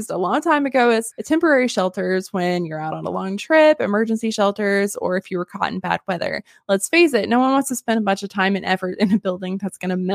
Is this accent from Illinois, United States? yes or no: no; Alaska, United States; I'm from Alaska. And while I get asked a lot if we live in igloos, we do not.